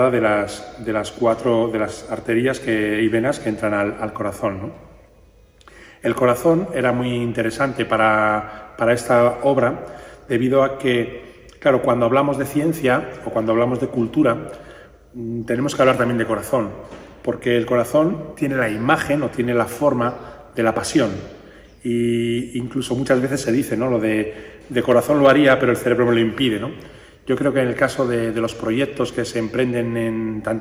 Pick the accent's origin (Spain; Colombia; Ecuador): Spain; Burgos, Castile and León; de Burgos.